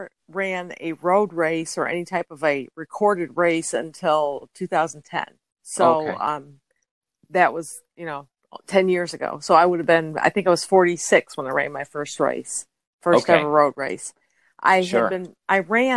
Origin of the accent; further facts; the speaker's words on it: upstate New York, United States; moved away as an adult; now in Justin, United States; originally from upstate New York